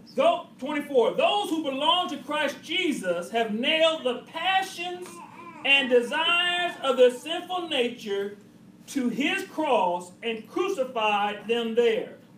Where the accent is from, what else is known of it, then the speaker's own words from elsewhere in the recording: Cleveland, Ohio, United States; that's my hometown team